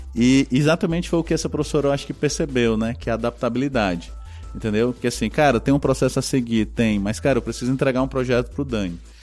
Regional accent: Northeast Region, Brazil; a gente vem do Nordeste

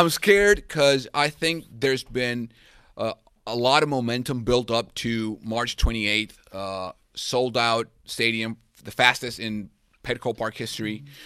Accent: Venezuela; also born or lived in San Diego; now in United States; I'm from Venezuela, and this is the first market I got to work here in the United States.

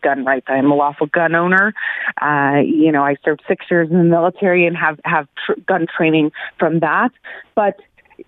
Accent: Aurora, Colorado, United States; born or raised there

